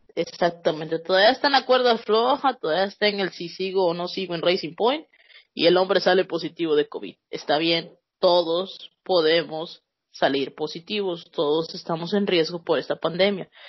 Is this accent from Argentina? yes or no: no; Mexico; así somos los mexicanos